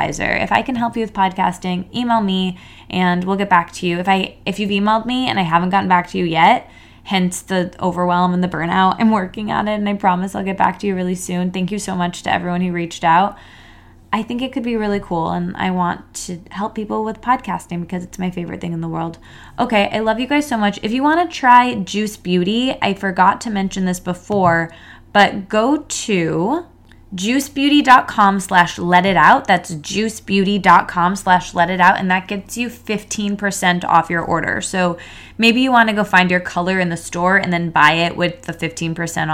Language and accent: English; East Lansing, Michigan, United States; now in Manhattan, United States; I went to Michigan State, so, and grew up in East Lansing